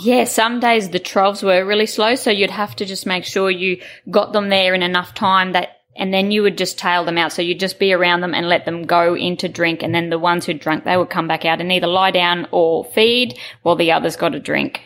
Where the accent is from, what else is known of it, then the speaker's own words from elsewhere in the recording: Taroom, Queensland, Australia; I was born in Taroom in Queensland. Um, we had a family property there, and it was just free range as kids.